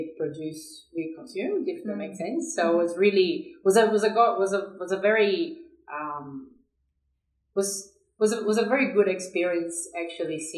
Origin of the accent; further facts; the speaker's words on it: São Paulo, Brazil; moved away as an adult; now in Australia; I was born and raised in São Paulo, which is a big city in Brazil